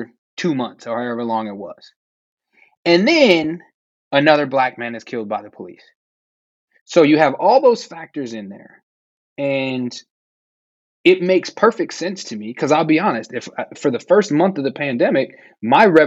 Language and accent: English; Minneapolis, Minnesota, United States; I grew up deeper in South Minneapolis